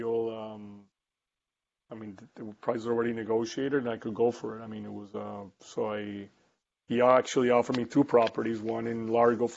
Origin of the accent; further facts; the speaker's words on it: Costa Rica; moved away as an adult; also born or lived in United States / Colombia; I grew up in Costa Rica, moved to the United States in the 90s to study manufacturing engineering in Boston University